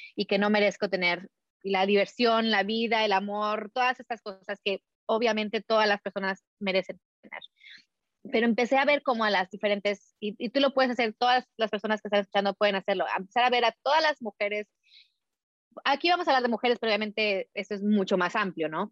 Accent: Mexico; nací, crecí en México, mi mamá era americana

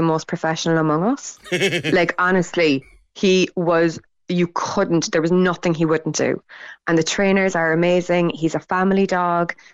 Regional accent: Cork, Munster, Ireland; first language Irish; I'm from Tokar, which is like, which I'm so proud to be from

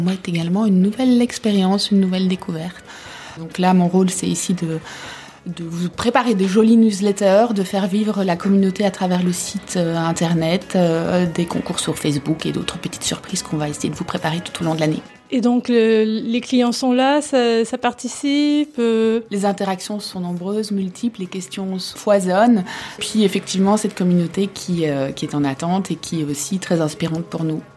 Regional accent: Belgium; also born or lived in Africa; now in Paris, France; je suis belge, épouse d'un Français

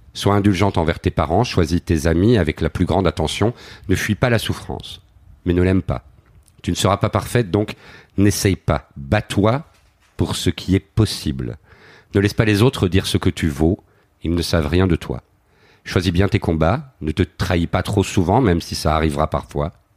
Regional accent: Flawinne, Wallonia, Belgium; moved away as an adult; also born or lived in Paris; j'ai vraiment grandi dans dans ce truc bucolique

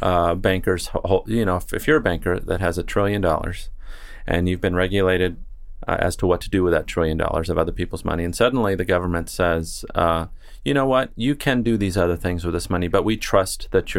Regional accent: Newport Beach, California, United States; I grew up in Newport Beach on Lido Island

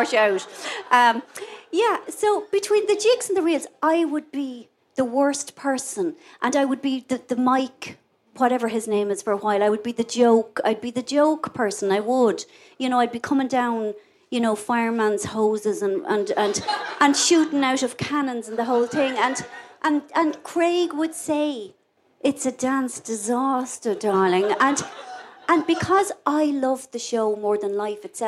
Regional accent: Ireland; I am Irish. Now, I love being Irish

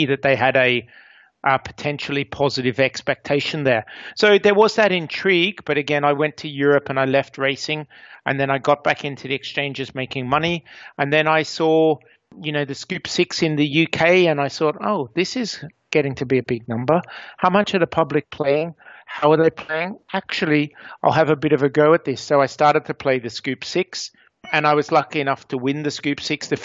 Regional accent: Australia; I grew up in Australia

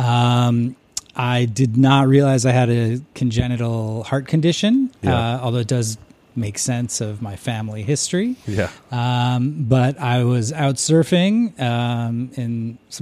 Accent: Chicago, Illinois, United States; moved away as an adult; also born or lived in Omaha, Nebraska; now in St Andrews, United Kingdom; Grew up in Chicago

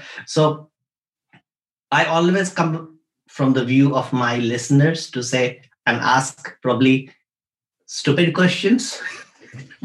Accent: India; moved away; we come from India. So we grow up with yoga as a way of life

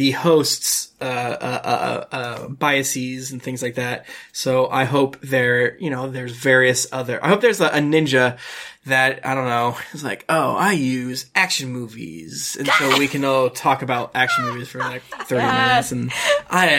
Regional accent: Florida, United States; I'm from Florida

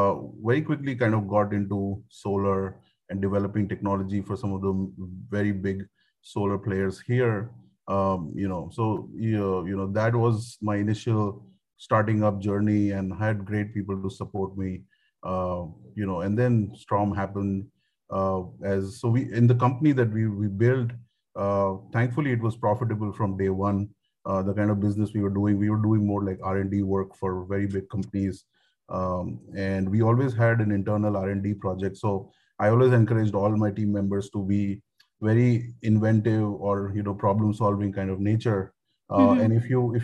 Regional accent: Mumbai, Maharashtra, India; also born or lived in United States; I grew up in Mumbai. I am a thorough Mumbai born

